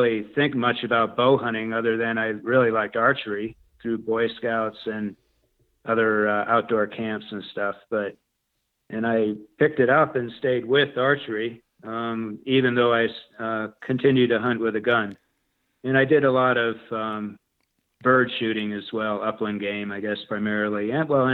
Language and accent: English; New England, United States; moved away; I grew up in New England